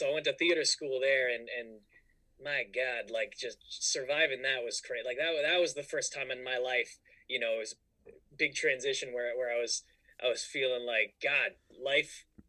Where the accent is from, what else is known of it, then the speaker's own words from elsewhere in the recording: Bay Area, Northern California, United States; moved away as an adult; also born or lived in Orange County, California; now in Burbank, United States; I grew up in Northern California in like the Bay Area.